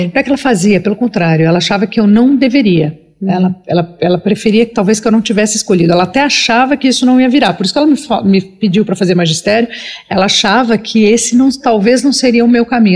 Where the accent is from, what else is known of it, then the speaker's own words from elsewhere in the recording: Brazil; Que é onde eu nasci